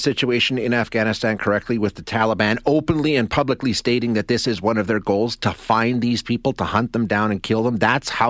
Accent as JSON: {"language": "English", "country": "Canada", "said": "just as a Canadian"}